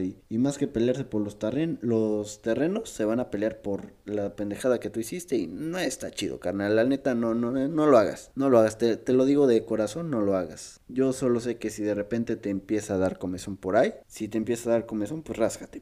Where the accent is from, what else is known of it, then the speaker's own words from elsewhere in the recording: Mexico; de aquí soy, aquí nací, aquí probablemente me muera